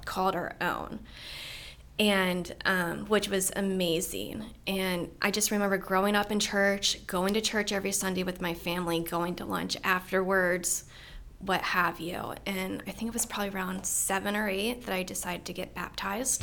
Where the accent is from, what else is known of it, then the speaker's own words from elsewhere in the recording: Middletown, Maryland, United States; I grew up here in Frederick County, just over Braddock Mountain, Middletown. Um, grew up here my whole life